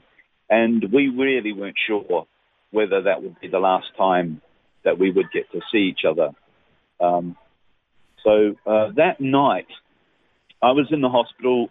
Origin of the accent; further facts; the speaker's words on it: New Zealand; moved away as an adult; now in Australia; I'm originally a Kiwi. Now I'm a certified Australian